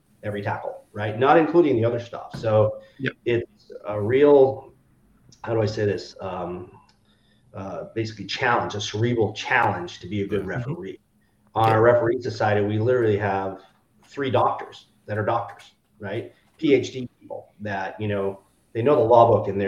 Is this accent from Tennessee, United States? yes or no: no; Boston, Massachusetts, United States; also born or lived in Bend, Oregon; I'm from Boston, from the Boston area. So I was born and raised in the Boston area